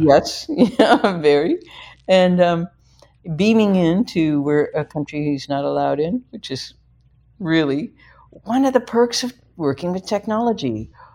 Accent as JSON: {"language": "English", "region": "Midwest", "country": "United States", "said": "I'm a Midwesterner"}